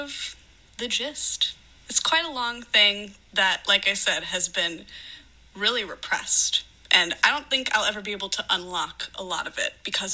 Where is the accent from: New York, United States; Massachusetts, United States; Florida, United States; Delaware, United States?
Florida, United States; Daytona Beach; I was born on July 16th, 1996 at 4:11 p.m. For anyone who wants my natal chart, there you go, in Daytona Beach, Florida